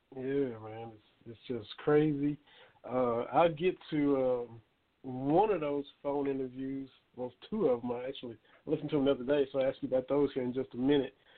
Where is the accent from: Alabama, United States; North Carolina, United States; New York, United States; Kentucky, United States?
Kentucky, United States; now in Morristown, United States; we're from Kentucky